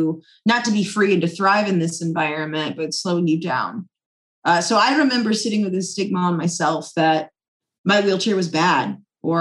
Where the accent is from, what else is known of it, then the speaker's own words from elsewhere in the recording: Charlotte, North Carolina, United States; my hometown of Charlotte